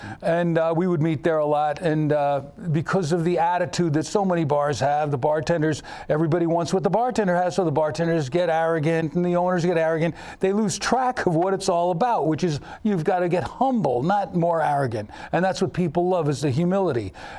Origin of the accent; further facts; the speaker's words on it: Portland, Maine, United States; also born or lived in New York; First off, I come from New York, upstate, about 45 miles from the city. I moved up with my folks, graduated high school in Portland High School, and went from there to art school.